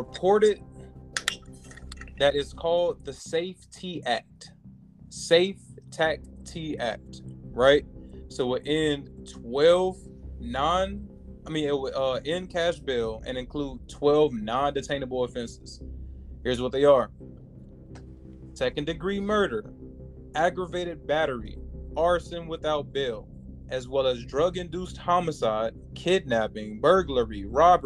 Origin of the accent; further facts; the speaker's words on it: Chicago, Illinois, United States; moved away; I'm from Chicago originally. It's just born and raised